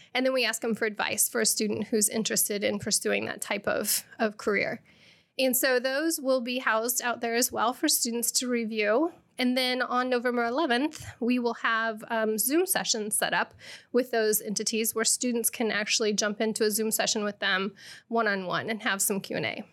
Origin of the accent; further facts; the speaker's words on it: Rochester, Illinois, United States; moved away as an adult; now in Bloomington-Normal, United States; I am originally from Rochester, a small city outside, or small town outside of, uh, Springfield.